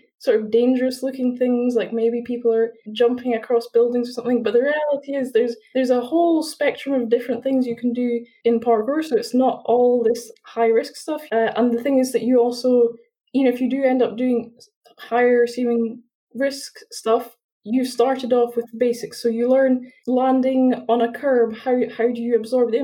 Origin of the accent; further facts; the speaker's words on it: Edinburgh, Scotland, United Kingdom; I'm from Edinburgh, so I'm still in Edinburgh studying at university, but yeah, I'm also born in Edinburgh.